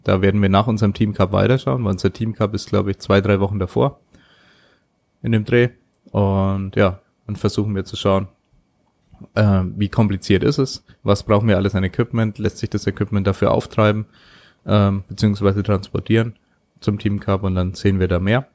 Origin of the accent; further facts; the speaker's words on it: Germany; bei uns in Deutschland